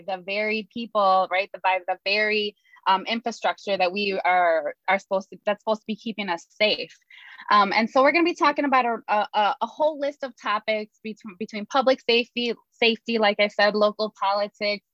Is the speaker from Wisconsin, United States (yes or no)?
yes; Milwaukee, Wisconsin, United States; All three of us are Milwaukee natives, born and raised. Rafi, born and raised on Milwaukee's north side. I grew up here on the south side of Milwaukee.